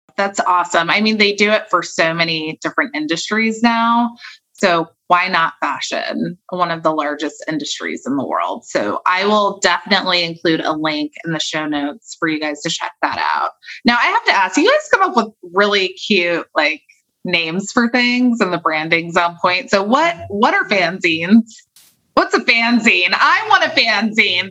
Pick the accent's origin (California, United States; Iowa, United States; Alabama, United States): California, United States; I'm from California